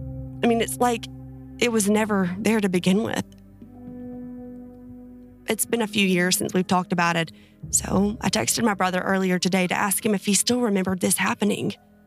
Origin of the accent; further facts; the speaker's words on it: Finland; I'm from Finland, and that's also where these things I'm about to describe to you happened.